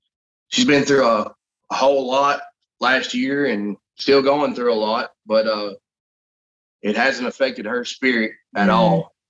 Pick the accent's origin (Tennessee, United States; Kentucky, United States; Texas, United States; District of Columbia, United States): Tennessee, United States; Sparta; I was born and raised here in Sparta, Tennessee. I'm a veteran. I'm also a father.